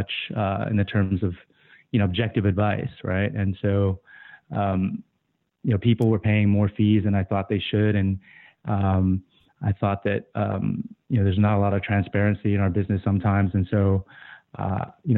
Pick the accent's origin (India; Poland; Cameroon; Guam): Guam; moved away; I was born and raised in Guam.